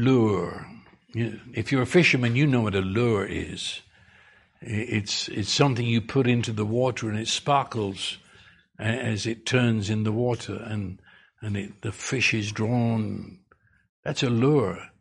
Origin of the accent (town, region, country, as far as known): United Kingdom; accent: British; moved away